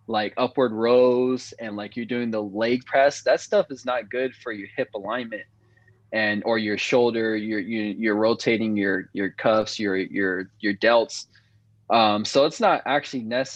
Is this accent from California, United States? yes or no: yes; Vista, California, United States; also born or lived in Oceanside, California / San Diego, California; I'm from Oceanside, California, born and raised, and then moved to Vista.